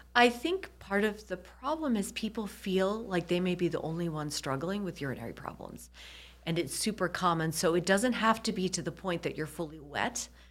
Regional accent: Michigan, United States; moved away as an adult; also born or lived in New York / Nashville / Kansas City; I grew up in Michigan.

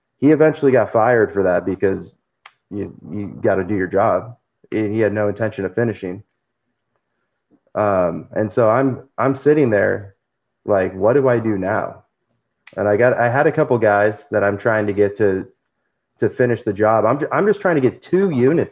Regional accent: California, United States; now in Tulsa, United States; I'm from California

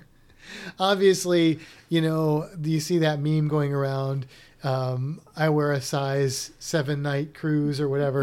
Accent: Missouri, United States; I'm from Missouri

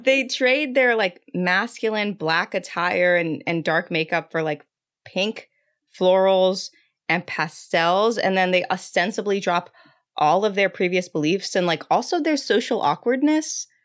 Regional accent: San Antonio, Texas, United States; I'm from San Antonio, Texas, where he is from. I'm Mexican

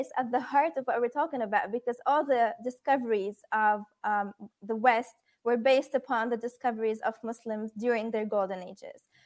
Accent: Tunisia; I'm from Tunisia

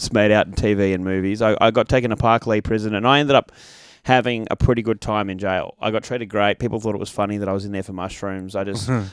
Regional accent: Sydney, New South Wales, Australia; also born or lived in Bathurst; I grew up in Hornsby, which is in the kind of north shore of Sydney

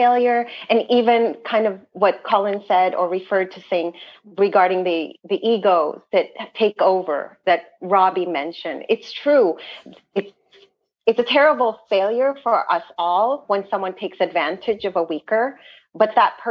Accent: San Francisco, California, United States; I'm from San Francisco

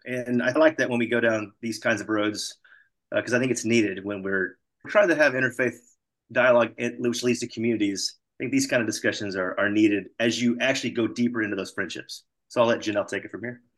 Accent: Texas, United States; I grew up Southern Baptist, state of Texas

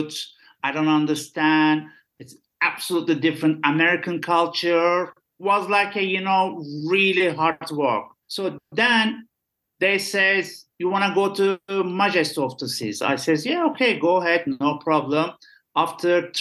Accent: Istanbul, Turkey; English is a second language; I'm from Istanbul

